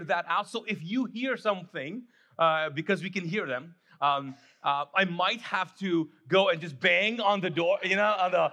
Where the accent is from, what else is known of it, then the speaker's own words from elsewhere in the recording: Kuwait; now in United States; I grew up in Kuwait, was born and raised there